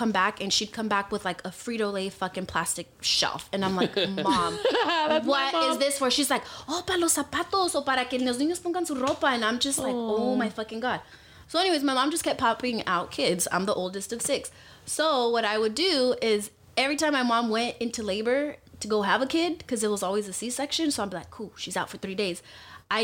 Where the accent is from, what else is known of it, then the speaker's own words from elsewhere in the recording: Compton, California, United States; my mom lives in Compton. I grew up in Compton.